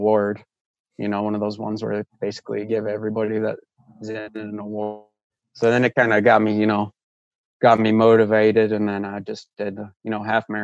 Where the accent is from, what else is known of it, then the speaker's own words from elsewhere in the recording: Michigan, United States; moved away as an adult; also born or lived in Toledo, Ohio; now in Raleigh, United States; Originally from Michigan, went to college in Toledo